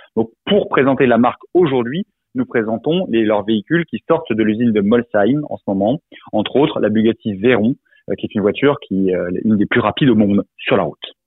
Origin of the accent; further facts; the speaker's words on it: Alsace, Grand Est, France; je suis alsacien d'origine